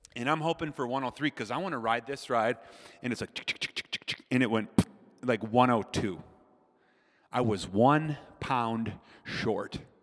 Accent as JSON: {"language": "English", "region": "Minnesota", "country": "United States", "said": "I'm from Minnesota"}